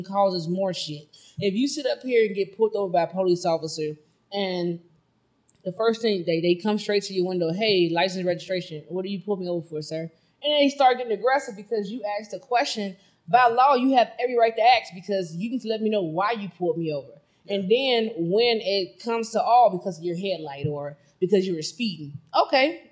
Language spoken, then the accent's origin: English; Chicago, Illinois, United States; I am from Chicago